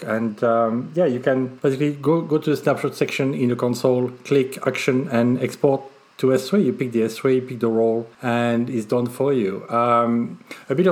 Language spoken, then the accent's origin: English; France; accent: French; That's probably my French accent